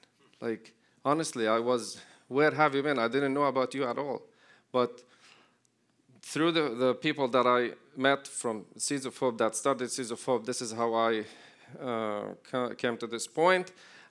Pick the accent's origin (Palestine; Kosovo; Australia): Palestine; Jericho, West Bank; I was born and raised in Jericho. Jericho is the oldest city and the lowest point on earth.